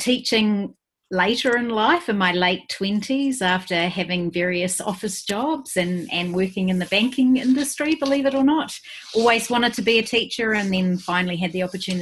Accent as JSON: {"language": "English", "country": "New Zealand", "also_born_or_lived": "Thailand / Australia", "moved": "as an adult", "said": "now I've moved back to my home country and I'm way back down the bottom of New Zealand this time."}